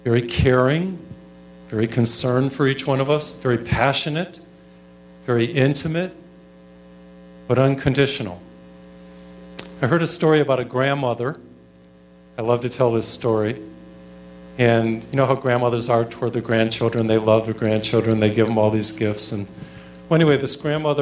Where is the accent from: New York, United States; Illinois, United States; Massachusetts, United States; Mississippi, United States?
Massachusetts, United States; first language English; When I was in high school, I grew up in Massachusetts. I know English well. It's my first language, of course.